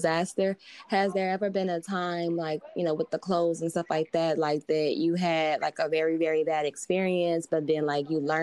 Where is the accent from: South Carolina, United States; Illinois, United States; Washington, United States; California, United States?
Illinois, United States; Chicago; moved away as an adult; now in New York, United States; I'm originally from Chicago, actually. And I moved out to New York to get my master's